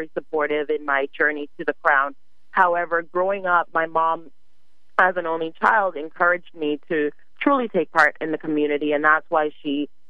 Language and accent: English; Charlotte Amalie, U.S. Virgin Islands; now in New York, United States; I definitely grew up in the place where everyone vacations. So I do love when I visit back home. However, growing up there, it's completely different.